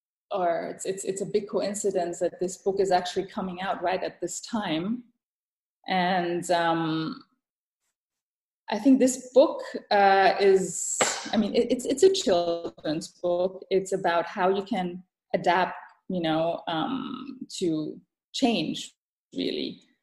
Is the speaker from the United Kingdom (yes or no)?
no; Thailand; English is a second language; also born or lived in Europe / United States; I mean, I was born and raised in Thailand. I moved to Europe, back to Asia, back to Europe, to the States, and I did the whole circle.